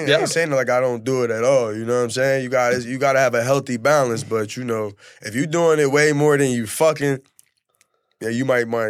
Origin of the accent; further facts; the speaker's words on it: Camden, New Jersey, United States; moved away as an adult; now in Miami, United States; I'm from New Jersey.